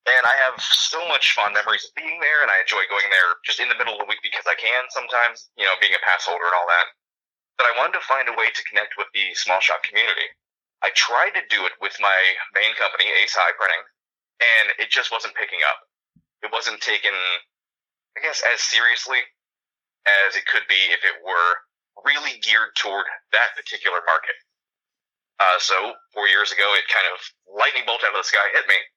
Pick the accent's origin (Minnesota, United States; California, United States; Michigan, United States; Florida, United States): Florida, United States; I was born and raised here in Florida, not very far from the parks at all. So I spent a lot of time growing up uh, in the Magic Kingdom.